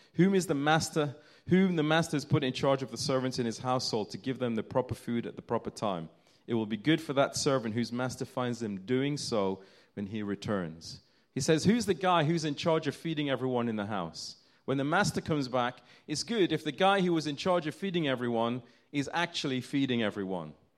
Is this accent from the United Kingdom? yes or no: yes; United Kingdom; as British people.